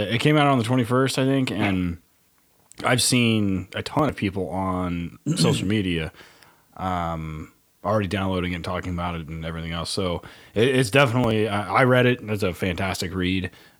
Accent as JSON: {"language": "English", "region": "Oklahoma", "country": "United States", "said": "I'm a Tex-American. Believe me, I'm from Oklahoma."}